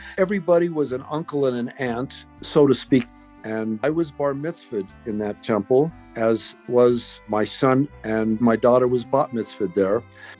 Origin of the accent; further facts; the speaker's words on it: Raton, New Mexico, United States; It was basically my brother and myself were the only two Jewish kids in the Raton school system.